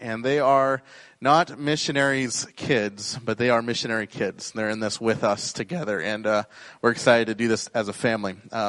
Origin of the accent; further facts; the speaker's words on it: Rapid City, South Dakota, United States; We're from Rapid City, and so we drove over yesterday, and just a beautiful, beautiful part of the country